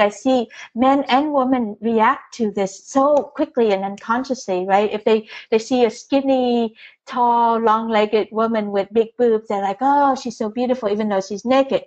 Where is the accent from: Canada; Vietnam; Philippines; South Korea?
Vietnam; moved away; I was born in Vietnam, Catholic, firstborn